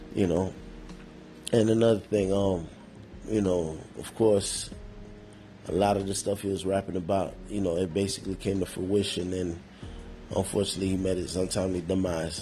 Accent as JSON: {"language": "English", "region": "New York", "country": "United States", "tie": "born or raised there", "said": "me growing up in New York"}